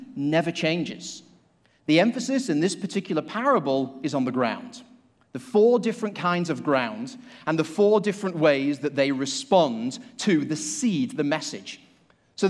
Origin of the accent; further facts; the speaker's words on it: Manchester, North West England, United Kingdom; now in Asheville, United States; I live in Asheville, and in fact, from the UK, I came from Manchester, so I'm a city slicker